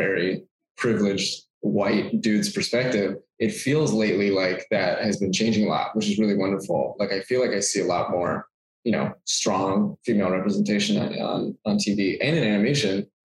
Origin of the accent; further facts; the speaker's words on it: Texas, United States; moved away as an adult; also born or lived in California; now in Los Angeles, United States; I was born in California and then moved to Texas